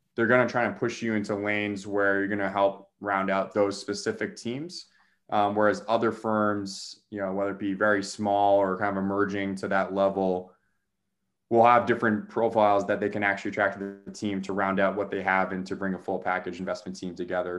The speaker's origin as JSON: {"language": "English", "town": "Boston", "region": "Massachusetts", "country": "United States", "also_born_or_lived": "New York", "said": "I'm from the Boston area"}